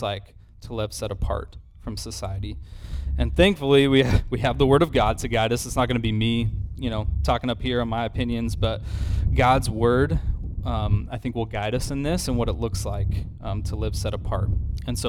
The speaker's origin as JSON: {"language": "English", "region": "Idaho", "country": "United States", "tie": "born or raised there", "moved": "yes", "said": "I grew up in Idaho"}